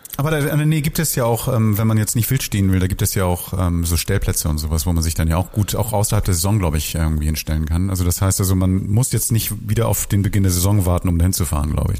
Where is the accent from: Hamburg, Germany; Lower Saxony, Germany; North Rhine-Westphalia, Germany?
Hamburg, Germany; ich bin früher mal in Bahrenfeld aufgewachsen